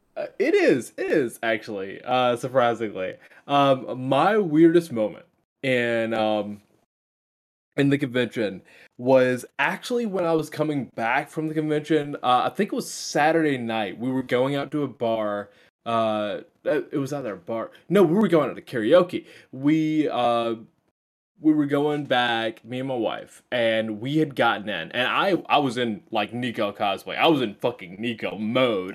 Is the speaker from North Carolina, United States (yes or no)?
yes; Greenville, North Carolina, United States; I'm from Greenville